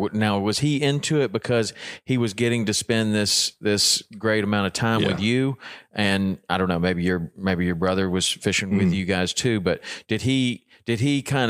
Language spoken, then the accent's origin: English; Tennessee, United States; I know, I'm from Tennessee too. Everything's a crocodile.